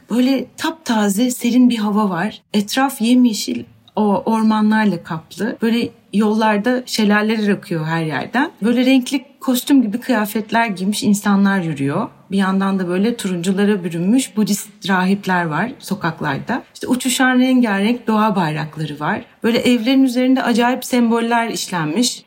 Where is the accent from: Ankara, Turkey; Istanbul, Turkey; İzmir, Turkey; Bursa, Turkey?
Bursa, Turkey; Ben Bursa'da büyüdüm ve tek çocuğum